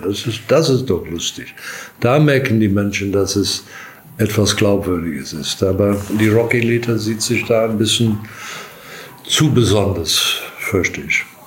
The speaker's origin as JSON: {"language": "German", "country": "South Africa", "also_born_or_lived": "Durban, South Africa", "moved": "yes", "lives_now": "Germany", "said": "ich komme aus Südafrika"}